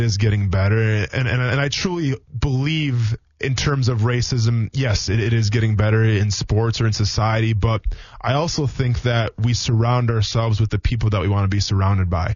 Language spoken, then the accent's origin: English; Wisconsin, United States; moved away; a lot of people that I grew up with in Wisconsin, where I came from